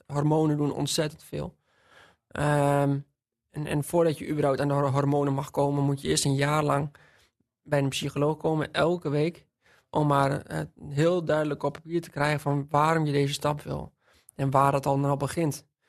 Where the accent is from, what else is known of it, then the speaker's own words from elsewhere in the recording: Witteveen, Drenthe, Netherlands; Ik ben opgegroeid in Witteveen